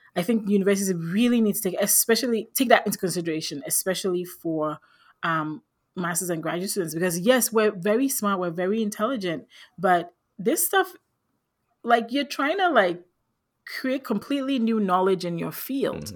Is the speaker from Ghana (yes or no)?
yes; Ghana; moved away as an adult; also born or lived in Philadelphia, United States; I grew up in Ghana in West Africa